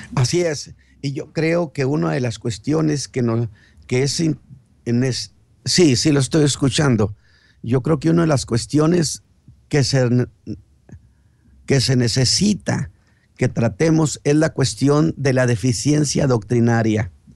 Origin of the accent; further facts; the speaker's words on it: Chihuahua, Mexico; now in Monterrey, Mexico; yo soy chihuahuense